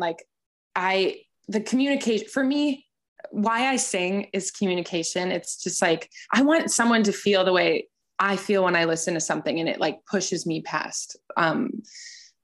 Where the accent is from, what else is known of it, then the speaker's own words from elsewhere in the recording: United States; as an American artist